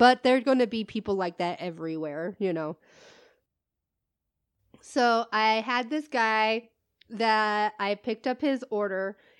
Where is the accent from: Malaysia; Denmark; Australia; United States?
United States; Midwest; now in Southwest, United States; we are from the Midwest. I used to live in the Midwest, but now I live in the Southwest, which is totally different, right?